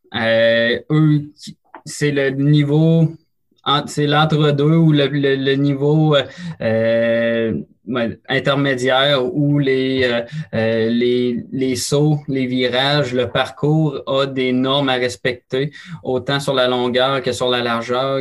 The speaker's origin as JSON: {"language": "French", "area": "Beauce", "region": "Quebec", "country": "Canada", "tie": "born or raised there", "said": "je suis originaire de la Beauce"}